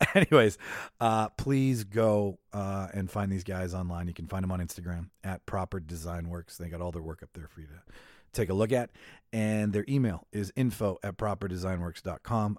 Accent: Winnipeg, Manitoba, Canada; Winnipeg, Manitoba, Canada, my hometown

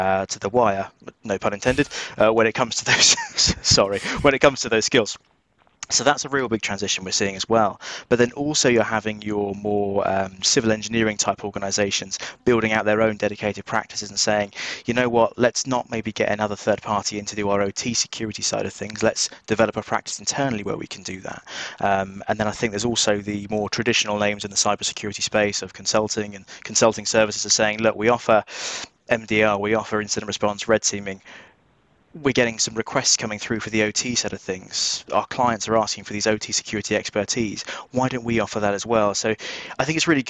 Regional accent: United Kingdom; accent: just outside London; my accent, you can probably tell, just outside London, we're UK

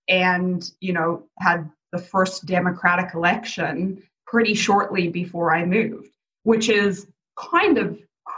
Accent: Durban, KwaZulu-Natal, South Africa; now in Canada; I was born in Durban, South Africa, same as you, and came over to Canada after the first semester of high school.

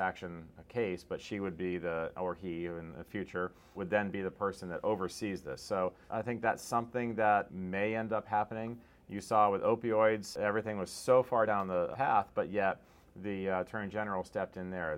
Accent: Stuart, Florida, United States; my hometown. It's Stuart, Florida

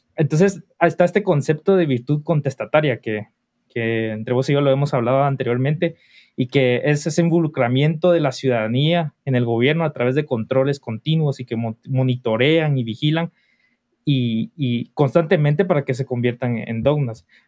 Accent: Guatemala; como guatemaltecos

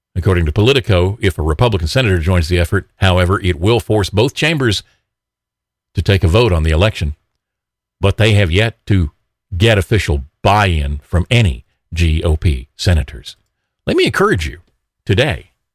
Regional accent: Alabama, United States; Alabama Representative Mo Brooks, it's my home state

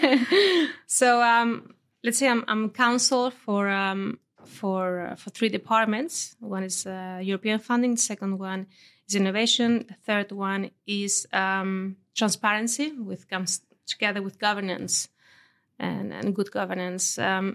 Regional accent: Gata de Gorgos, Valencian Community, Spain; moved away as an adult; also born or lived in Denmark; Yeah, I was born in Valencia city, actually. Mm-hmm. Although my parents lived in Gata. So I spent there until I was 18.

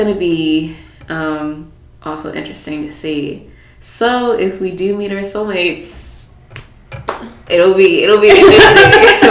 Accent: United States; we have Black culture in our mm-hmm. family, obviously, but we're American.

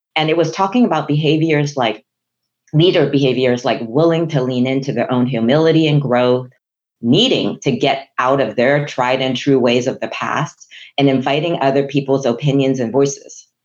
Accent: Hong Kong; first language Chinese; English is a second language; moved away; I'm a Chinese immigrant from Hong Kong. English was not my first language Chinese was

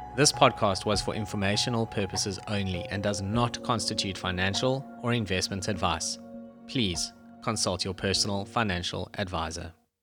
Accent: Johannesburg, Gauteng, South Africa; when I grew up in Joburg

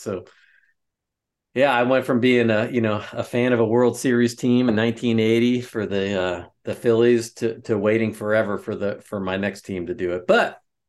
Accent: Philadelphia, Pennsylvania, United States; born there; now in West Lafayette, United States; I'm an East Coast Catholic, right? I was born in Philadelphia, and you know, if you're from the East Coast and you're Catholic, it's like you have to become a Notre Dame fan.

